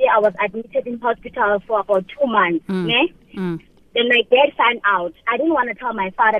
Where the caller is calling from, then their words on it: Mpumalanga, South Africa; from Mpumalanga.